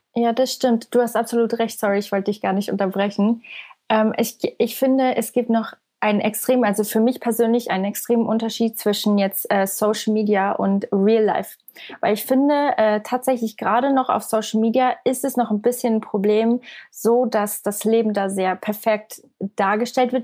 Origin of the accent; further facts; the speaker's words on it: Switzerland; Ich komme aus der Schweiz. Also ich bin ähm, aus der Schweiz.